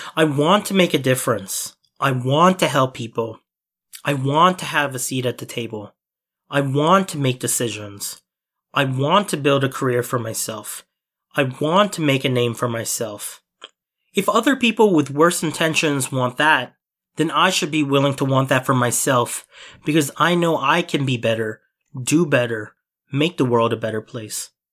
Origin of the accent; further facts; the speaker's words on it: Mississauga / Toronto, Ontario, Canada; also born or lived in Philippines; I'm at the corner of being Filipino and being Canadian. I'm at the corner of Mississauga and Toronto.